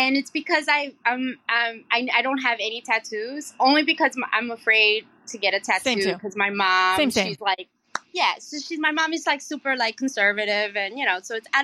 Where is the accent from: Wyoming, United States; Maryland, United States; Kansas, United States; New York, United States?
New York, United States; New York City; also born or lived in Queens, New York City; I'm a city girl. I grew up in the Bronx. I live in Queens, in New York City